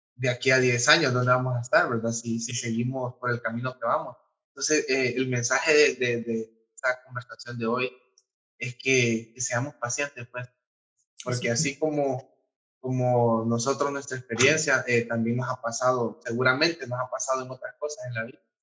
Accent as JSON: {"language": "Spanish", "country": "Honduras", "said": "como hondureño"}